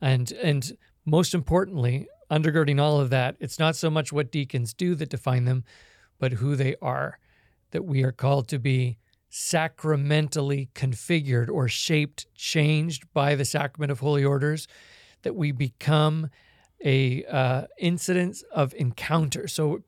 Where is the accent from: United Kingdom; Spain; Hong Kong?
Hong Kong; moved away as an adult; also born or lived in Canada / California, United States; now in Kansas, United States; I was born in Canada, but I was raised in Hong Kong and went to college and graduate school in California, and now I live in Kansas.